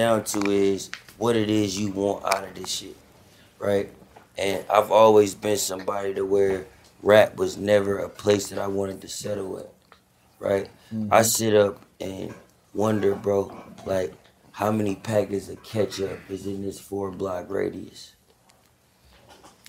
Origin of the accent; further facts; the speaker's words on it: Bay Area, California, United States; I'm a nigga from the Bay Area